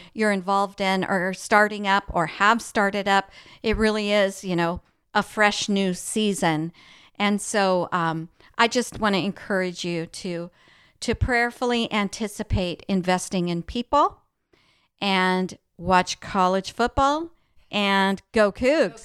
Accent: El Paso, Texas, United States; we grew up in El Paso, Texas

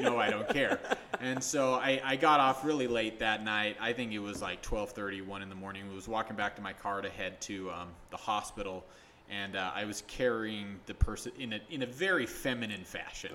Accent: St. George, Utah, United States; also born or lived in Salt Lake City, Utah; I grew up here in Utah for the most part. Um, grew up in St. George for the majority of it, moved back here for high school

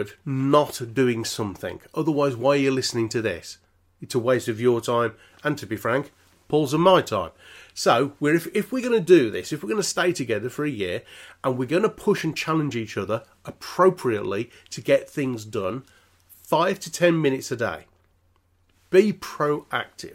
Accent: Birmingham, West Midlands, United Kingdom; I'm from Birmingham.

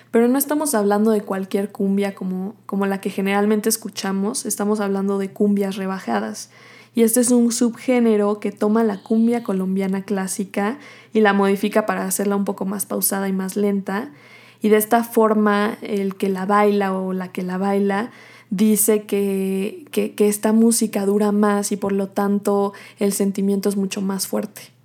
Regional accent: Mexico

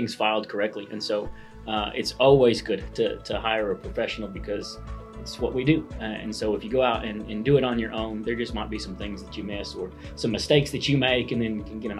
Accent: Chickasha, Oklahoma, United States; I was born and raised here in Chickasha, so I'm back home

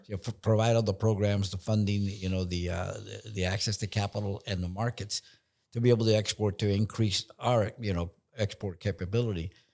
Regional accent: San Francisco, California, United States; born or raised there; also born or lived in Nicaragua

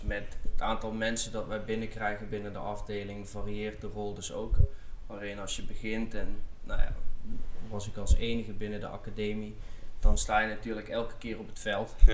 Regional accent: South Limburg, Netherlands; moved away as an adult; also born or lived in Amsterdam / Heerlen; now in Herning, Denmark; ik ben opgegroeid in Zuid-Limburg

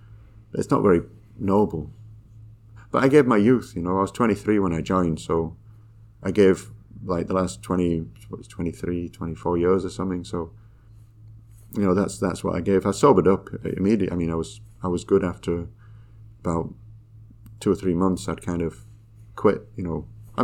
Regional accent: Yorkshire and the Humber, United Kingdom; moved away; we moved away from Yorkshire, but there was a lot of kind of like, I was always different

